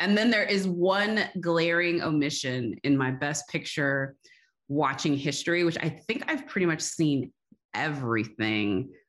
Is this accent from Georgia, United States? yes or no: no; Austin, Texas, United States; now in Los Angeles, United States; I came from Texas, and out here in California, one of the three things I liked when I made the very stupid, and it seems the only decision to move from Austin, Texas to Los Angeles